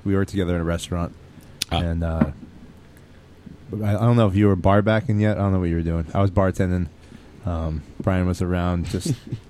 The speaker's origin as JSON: {"language": "English", "region": "New Jersey", "country": "United States", "moved": "yes", "lives_now": "Brooklyn, United States", "said": "New Jersey. I'm from"}